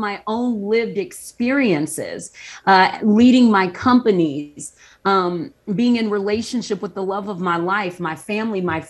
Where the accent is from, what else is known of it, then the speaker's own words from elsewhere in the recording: the South, United States; I grew up in the South